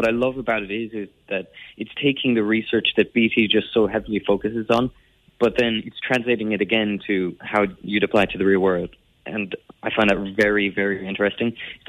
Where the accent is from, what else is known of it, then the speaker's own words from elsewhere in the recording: Croom, Munster, Ireland; I'm from Coloche de Chiron, Croom, County Limerick.